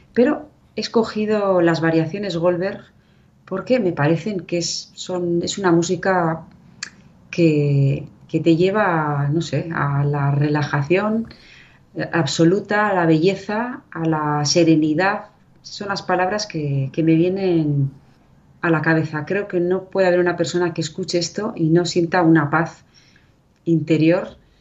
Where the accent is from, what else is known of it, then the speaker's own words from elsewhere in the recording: Irun, Basque Country, Spain; also born or lived in Vera de Bidasoa, Navarre; yo soy vasca